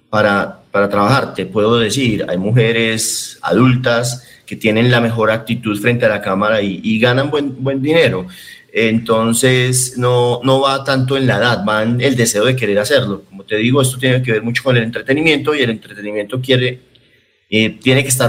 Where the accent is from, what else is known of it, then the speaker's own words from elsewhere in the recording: Medellín, Antioquia, Colombia; yo soy de Medellín